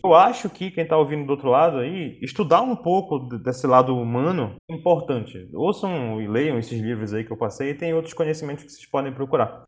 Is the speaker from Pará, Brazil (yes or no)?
yes; Pará, Brazil; A gente, como paraense